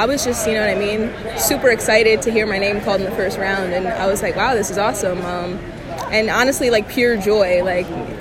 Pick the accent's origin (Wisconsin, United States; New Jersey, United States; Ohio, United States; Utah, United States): New Jersey, United States; moved away; I'm from Jersey, so... People up there love to dance, like Jersey club music, people love it. And so when I was growing up